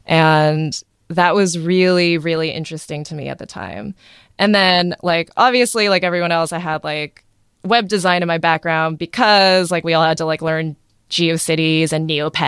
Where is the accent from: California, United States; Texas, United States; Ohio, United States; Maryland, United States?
Ohio, United States; Athens; born there; also born or lived in Boston; So I was born in small town Athens, Ohio.